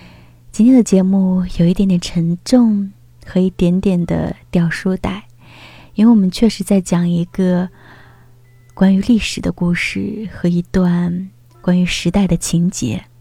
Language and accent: Chinese; Kaohsiung, Taiwan; 小时候，父亲告诉我我是四川巫山人，但我生在台湾。在眷村，我说自己是台湾人，同伴们说你明明是外省人。来了大陆，你们说我是台胞。